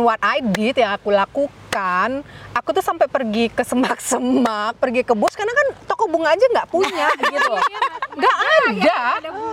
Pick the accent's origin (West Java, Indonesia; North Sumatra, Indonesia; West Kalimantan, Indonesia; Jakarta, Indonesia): Jakarta, Indonesia; moved away; also born or lived in Onslow; aku lahir besar di Jakarta